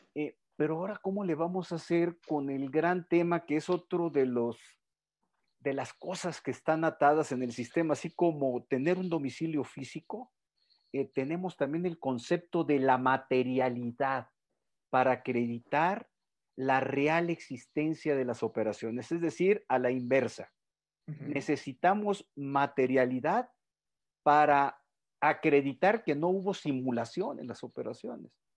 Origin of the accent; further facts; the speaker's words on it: Culiacán, Sinaloa, Mexico; en Culiacán, ahí andaban en mi tierra natal